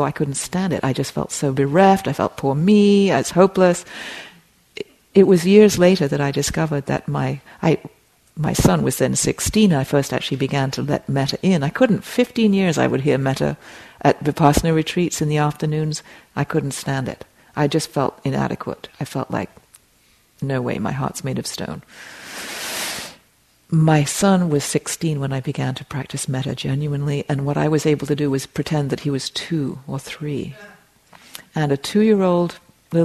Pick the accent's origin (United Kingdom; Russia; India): United Kingdom; England; moved away; I grew up in England, as you can hear.